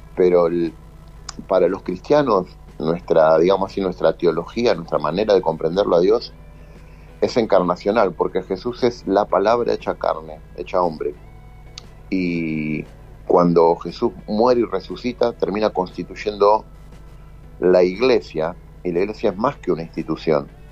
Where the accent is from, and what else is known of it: Rosario, Santa Fe, Argentina; moved away